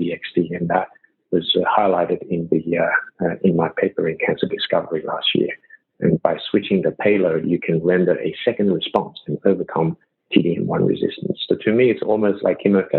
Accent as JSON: {"language": "English", "town": "Sydney", "region": "New South Wales", "country": "Australia", "tie": "born or raised there", "also_born_or_lived": "Shanghai, China", "moved": "as an adult", "lives_now": "New York, United States", "said": "I come from Australia. I grew up in Sydney and did my medical school and primary school, high school, medical school, everything in Sydney"}